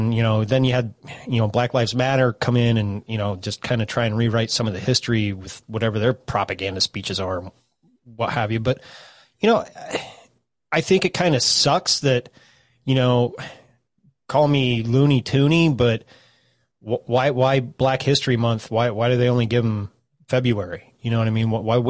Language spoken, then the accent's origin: English; South Africa; I'm South African.